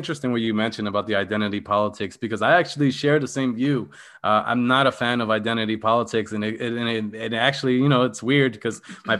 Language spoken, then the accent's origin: English; Philadelphia, Pennsylvania, United States; because I came from Philadelphia. So I don't plan to go back to Philadelphia.